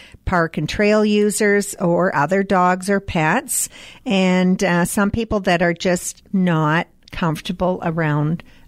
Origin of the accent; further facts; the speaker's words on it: Canada; proud as Canadian